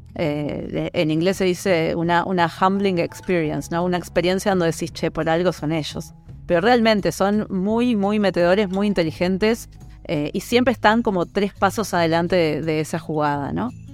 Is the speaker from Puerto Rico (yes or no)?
no; Uruguay; moved away as an adult; also born or lived in United States; yo soy uruguaya